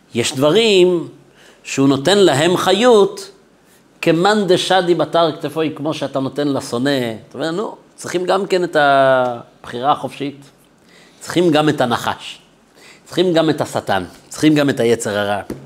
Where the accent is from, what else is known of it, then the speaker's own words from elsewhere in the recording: Jerusalem, Jerusalem District, Israel; גדלתי בירושלים, בבית חרדי